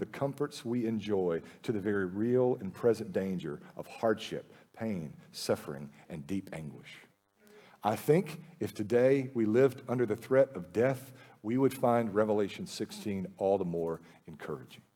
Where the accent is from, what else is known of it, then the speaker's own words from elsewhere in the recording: United States; We live in the lap of luxury as American Christians